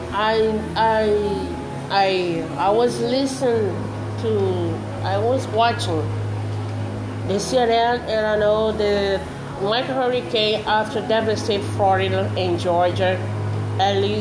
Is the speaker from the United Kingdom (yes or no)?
no; Brazil; English is a second language